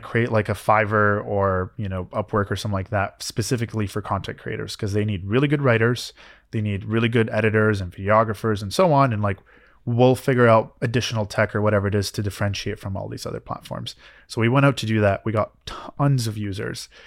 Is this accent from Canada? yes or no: yes; Canada; now in United States; I had to wait for my green card as a Canadian.